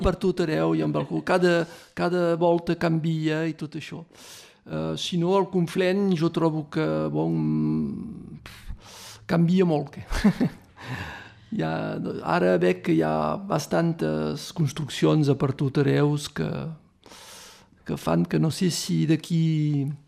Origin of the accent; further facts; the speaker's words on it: Torreilles, Occitania, France; Jo som de Torinyà